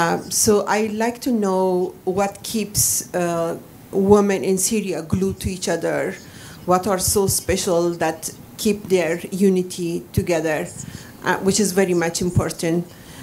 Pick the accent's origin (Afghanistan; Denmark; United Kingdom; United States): Afghanistan; I'm from Afghanistan